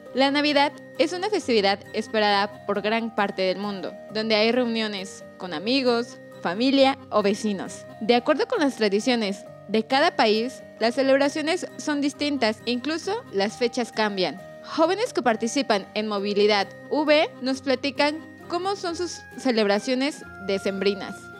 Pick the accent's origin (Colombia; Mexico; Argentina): Colombia; moved away; soy de Colombia